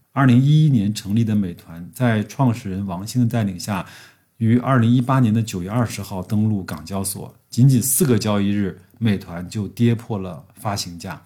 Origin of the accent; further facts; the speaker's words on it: China; 象征着我们中国人一年的开始